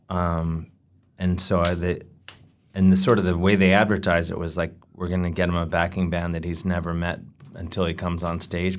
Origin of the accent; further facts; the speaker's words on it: United States; growing up in America